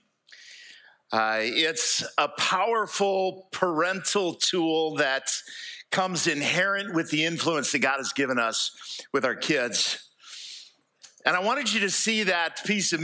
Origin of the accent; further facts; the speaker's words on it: United States; moved away as an adult; also born or lived in Fairhope, Alabama; I grew up here in East Jackson County